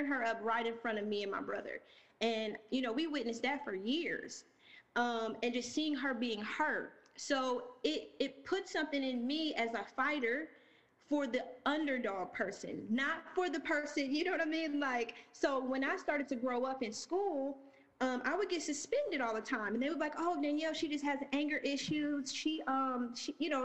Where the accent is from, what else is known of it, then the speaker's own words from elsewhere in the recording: Lima, Ohio, United States; moved away as an adult; also born or lived in Chicago, Illinois; now in Atlanta, United States; We got one high school, a very small town.